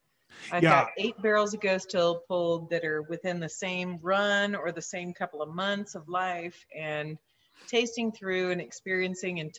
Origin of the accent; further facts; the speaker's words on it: Dallas, Texas, United States; I'm from Dallas